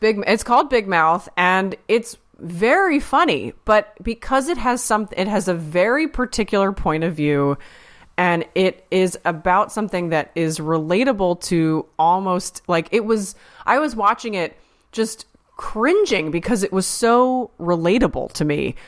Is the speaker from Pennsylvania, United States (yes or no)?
yes; Pennsylvania, United States; I'm from Pennsylvania